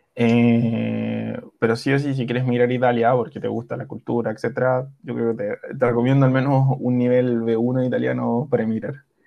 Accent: Chile; also born or lived in Milan, Italy; yo soy chileno, estudié mi universidad en Chile

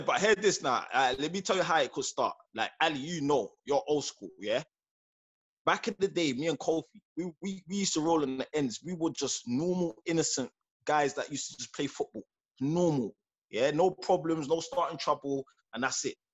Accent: London, United Kingdom; I'm from Peckham

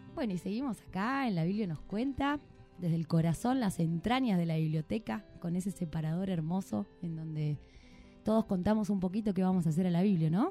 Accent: Argentina; como argentinos merecemos

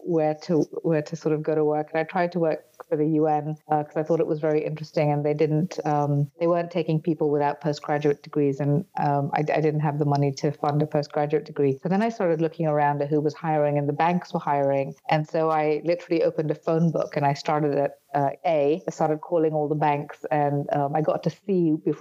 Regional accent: Nairobi, Kenya; moved away as an adult; also born or lived in United Kingdom / South Africa; now in United States; I was born in Kenya. So I was a third generation Indian immigrant and then grew up in Nairobi

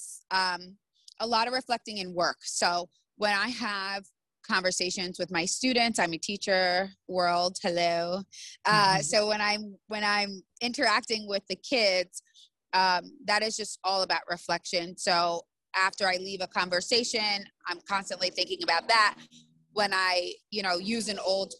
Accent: United States; I'm American

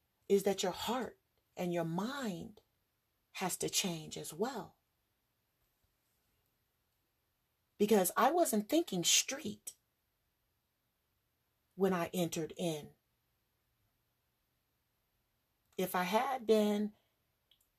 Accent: Los Angeles, California, United States; I'm from California, Hollywood

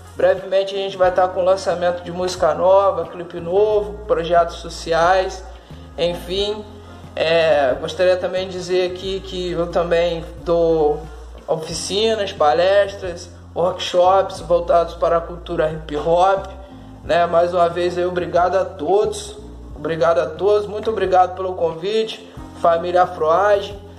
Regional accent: Valença, Rio de Janeiro, Brazil; also born or lived in Campos dos Goytacazes; Sou natural da cidade de Valença, estado do Rio de Janeiro. É, sou nascido e criado no bairro de Fátima, particularmente no Fundão.

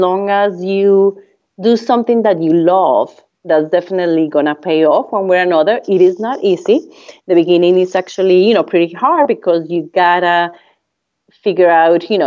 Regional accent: Colombia; first language Spanish; English is a second language; moved away as an adult; I came from Colombia

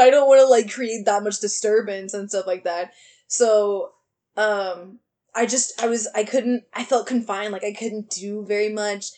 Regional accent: Austin, Texas, United States; moved away as an adult; I'm gonna get away from Austin because I've been here my whole life

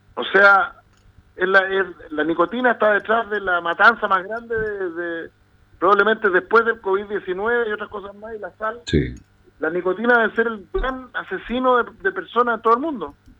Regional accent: Chile; los adolescentes chilenos somos

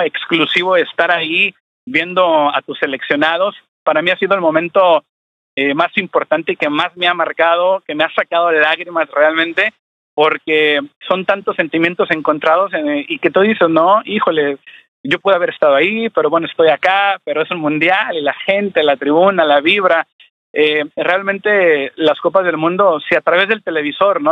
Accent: Mexico; la garra azteca como mexicanos

